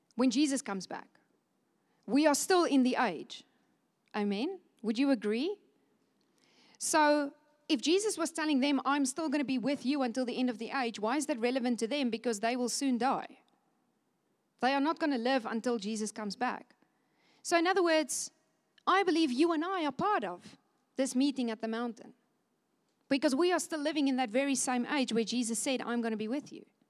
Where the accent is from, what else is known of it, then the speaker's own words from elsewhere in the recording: Cape Town, Western Cape, South Africa; moved away as an adult; now in Windhoek, Namibia; I'm born in Cape Town